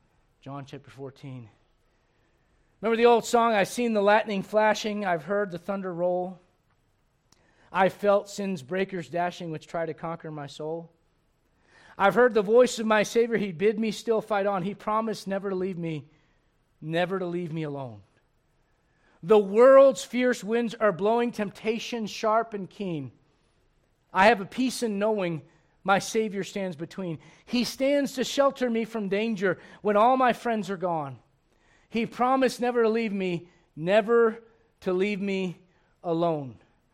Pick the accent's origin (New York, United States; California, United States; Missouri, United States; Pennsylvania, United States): Missouri, United States; I'm from Missouri. Show me.